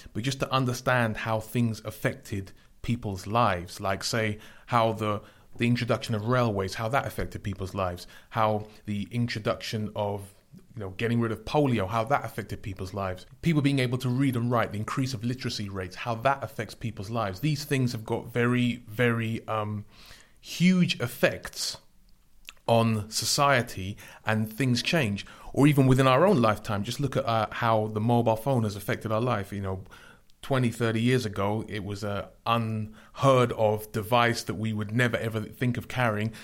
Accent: London, United Kingdom; I grew up in London

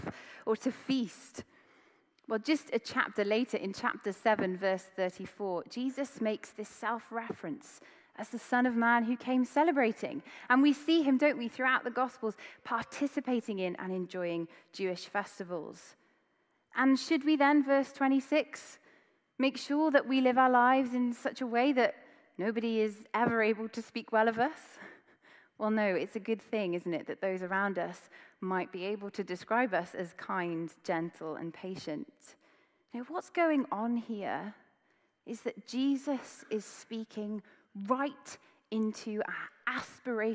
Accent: Wales, United Kingdom; I grew up in Wales

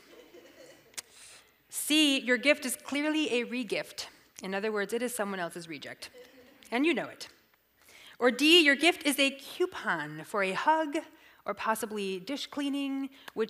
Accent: the South, United States; I'm from the South

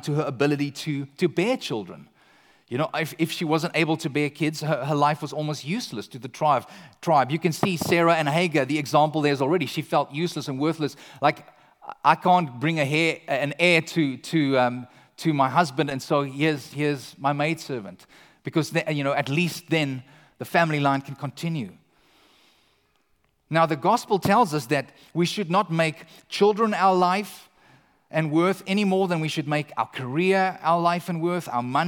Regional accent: South Africa; moved away as an adult; now in Canada; eventually we tell them we're South African

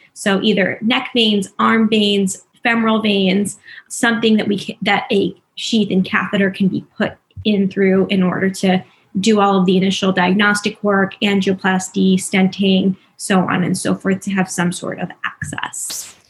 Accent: New Jersey, United States; moved away as an adult; now in Philadelphia, United States; I'm originally from New Jersey, but um, have been living in Philadelphia for the past five years

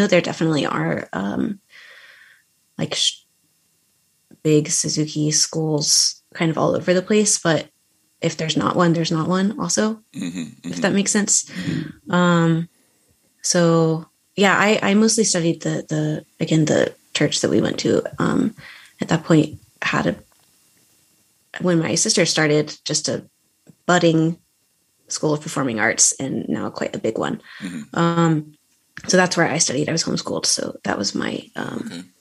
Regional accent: Memphis, Tennessee, United States; moved away as an adult; also born or lived in Baltimore, Maryland; now in New York City, United States; I'm from Memphis, Tennessee. I lived there until I went to college in Baltimore

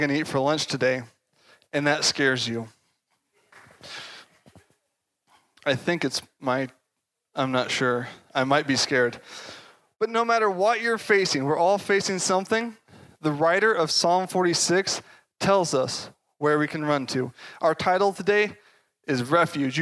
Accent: Castle Rock, Colorado, United States; I grew up in Castle Rock

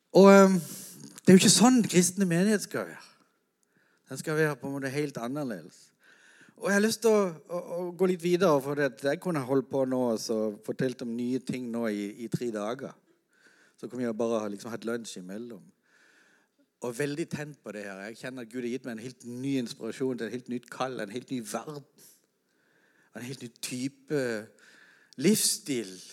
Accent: Norway; hjemme i Norge

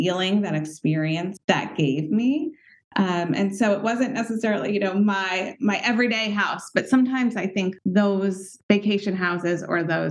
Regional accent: Westport, Connecticut, United States; I grew up in Westport, Connecticut, in a home that my parents designed and built from scratch when I was three

